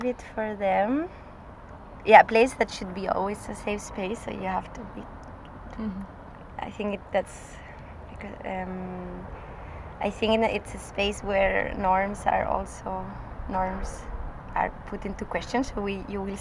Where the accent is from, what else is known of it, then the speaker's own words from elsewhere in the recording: Spain; accent: northern Spanish; moved away as an adult; also born or lived in Graz, Austria / Scotland; now in Vienna, Austria; I'm from Spain, but my mother is Austrian, and I grew up in Spain. But I live in Austria